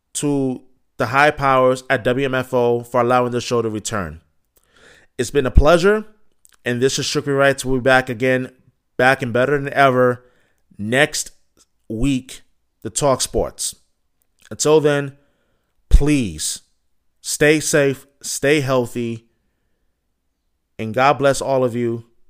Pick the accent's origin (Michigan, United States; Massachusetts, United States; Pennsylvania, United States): Massachusetts, United States; Boston; being a Bostonian